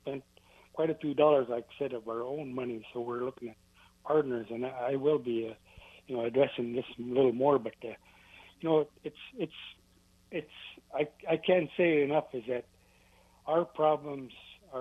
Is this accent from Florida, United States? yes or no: no; Bristol Bay, Alaska, United States; I'm from Bristol Bay